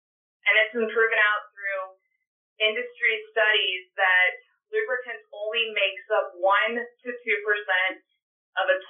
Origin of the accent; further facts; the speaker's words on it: Henry County, Illinois, United States; now in Bloomington, United States; I actually started in the GrowMark FS system in my hometown at Gold Star FS.